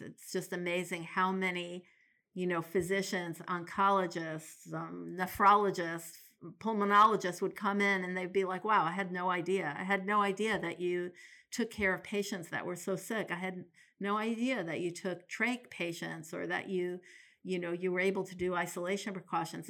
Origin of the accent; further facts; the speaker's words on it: New York City, New York, United States; now in Portland, United States; I grew up in New York City